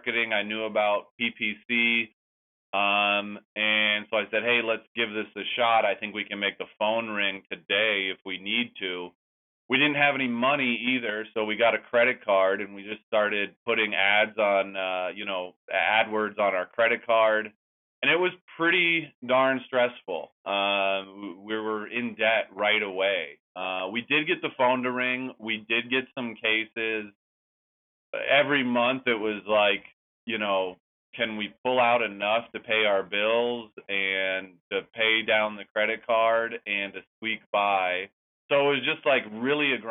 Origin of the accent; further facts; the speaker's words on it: Bolinas, California, United States; moved away as an adult; now in Chicago, United States; being home in Bolinas, my hometown near San Francisco